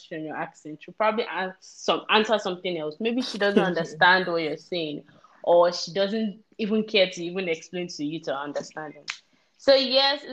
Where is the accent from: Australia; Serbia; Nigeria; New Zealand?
Nigeria; moved away; as a Nigerian